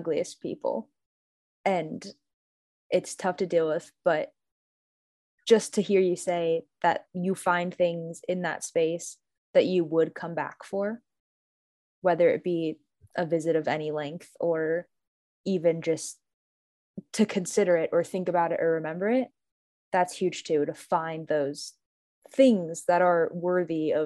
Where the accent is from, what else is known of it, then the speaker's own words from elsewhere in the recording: Northern Idaho, United States; I'm from Northern Idaho